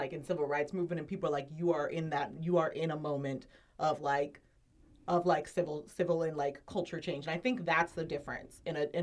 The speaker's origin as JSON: {"language": "English", "town": "San Diego", "region": "California", "country": "United States", "tie": "born or raised there", "said": "I'm from San Diego"}